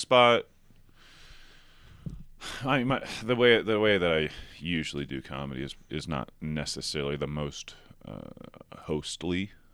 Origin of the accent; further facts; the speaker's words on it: outside of Nashville, Tennessee, United States; also born or lived in Chattanooga; I grew up outside of Nashville